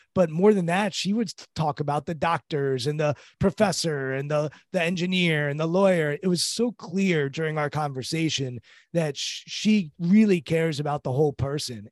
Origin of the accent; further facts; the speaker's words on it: Washington, District of Columbia, United States; I'm from Washington, D C.